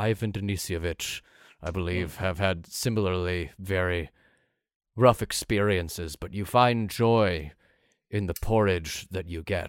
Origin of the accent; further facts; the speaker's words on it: Fort Lauderdale, Florida, United States; born there; I was born in Fort Lauderdale and I wasn't born with a silver spoon in my mouth.